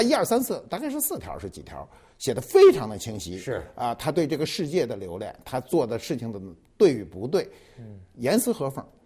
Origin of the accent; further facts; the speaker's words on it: China; 我们中国人都认为这事儿得凑整